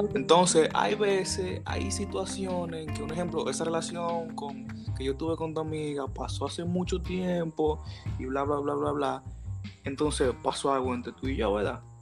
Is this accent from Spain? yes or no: no; Cotuí, Sánchez Ramírez, Dominican Republic; nosotros somos de Cotuí, entonces nosotros hablamos mucho de Cotuí. Entonces aquí en Cotuí es un pueblo chiquito